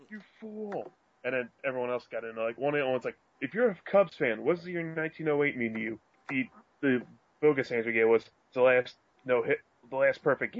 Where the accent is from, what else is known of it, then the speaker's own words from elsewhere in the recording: Philadelphia, Pennsylvania, United States; I'm from Philly and from the Philly area